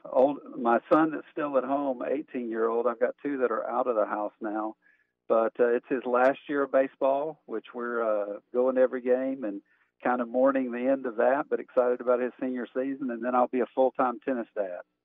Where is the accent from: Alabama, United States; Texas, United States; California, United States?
Alabama, United States; Montgomery; moved away as an adult; also born or lived in Birmingham, Alabama; now in Lexington, United States; I grew up in uh, Montgomery, Alabama